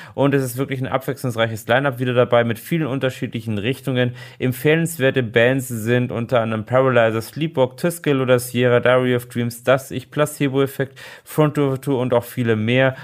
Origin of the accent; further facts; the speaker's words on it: Germany; bei uns in Deutschland